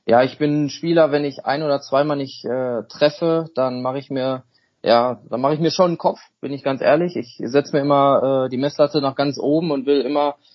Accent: Germany; Nein, meine Vorfahren, wir kommen alle aus Deutschland. Ähm, ja, dunkle Haare, dunkler Bart, äh, sagen viele, ob ich irgendwo äh, aus ja, südländischen Bereich herkomme, aber das ist auf keinen Fall so. Ähm, ja, was soll ich sagen? Wir sind alle, ähm, alle Deutsche.

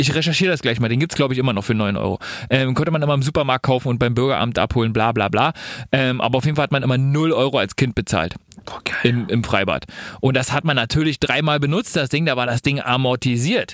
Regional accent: Germany; als Deutscher

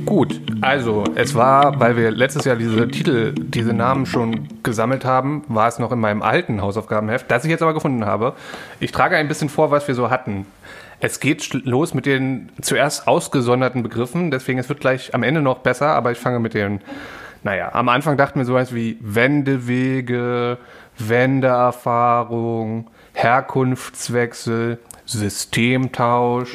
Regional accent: Berlin, Germany; ich war in Ostberlin dort auch aufgewachsen

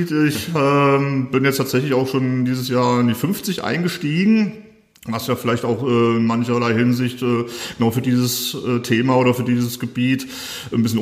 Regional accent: Fulda, Hesse, Germany; Ich komme sogar aus Fulda, bin ich wie andere vielleicht hergezogen oder wegen Studium äh, etc. hier in Fulda gelandet, sondern komme ursprünglich aus Fulda direkt.

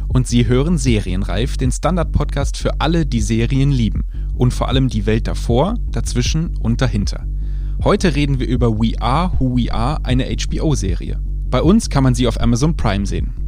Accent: Germany; selbst ich als Deutscher durfte mit vierzehn noch keinen Wein trinken

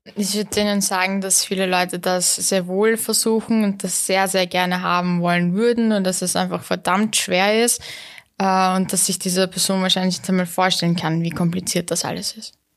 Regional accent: Vienna, Austria; also born or lived in Istanbul, Turkey; ich bin in Wien aufgewachsen

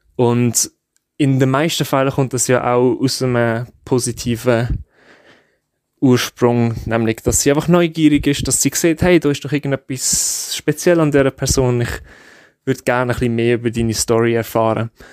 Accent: Switzerland; ich bin Schweizer

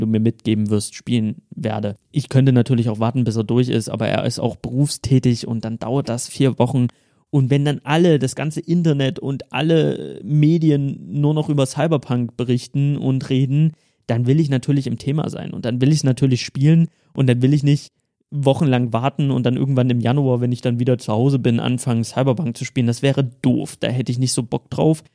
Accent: Dresden, Saxony, Germany; moved away as an adult; now in Cologne, Germany; ich bin hier in Dresden geboren, meine Mutter ist Dresdnerin

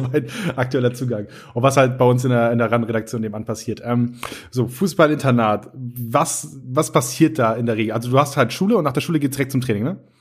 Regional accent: Northern Germany, Germany; moved away; ich komme ja aus Norddeutschland gebürtig

